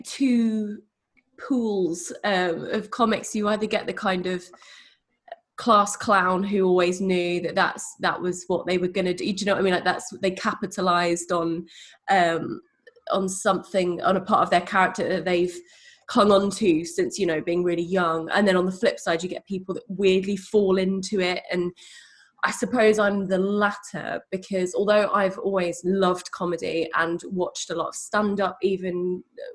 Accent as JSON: {"language": "English", "town": "Leigh-on-Sea", "region": "East of England", "country": "United Kingdom", "tie": "born or raised there", "moved": "yes", "said": "I grew up in a seaside town called Leigh-on-Sea in Essex"}